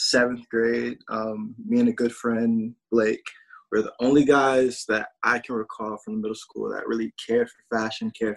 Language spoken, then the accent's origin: English; Warner Robins, Georgia, United States; moved away as an adult; also born or lived in Atlanta, Georgia; now in New York City, United States; I am from Middle Georgia, one of Robin's military town, real cool, real small.